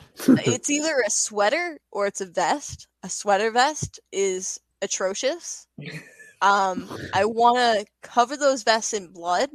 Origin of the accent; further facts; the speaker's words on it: Long Island, New York, United States; Mick Foley is a big influence of mine because I'm from Long Island.